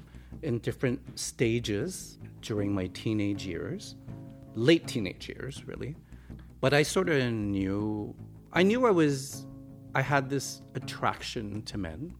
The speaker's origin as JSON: {"language": "English", "town": "Montreal", "region": "Quebec", "country": "Canada", "tie": "born or raised there", "also_born_or_lived": "Hong Kong / Toronto", "said": "I was born in Hong Kong, so I moved here with my family when I was 9. I really consider Canada and Montreal to be my home. Like, this is where I grew up"}